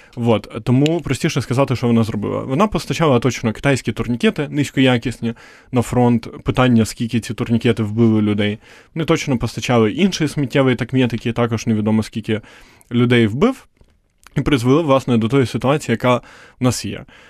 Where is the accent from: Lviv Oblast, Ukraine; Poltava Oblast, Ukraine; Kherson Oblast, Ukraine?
Poltava Oblast, Ukraine; Poltava; я сам з Полтави, це типу відносно такий центр схід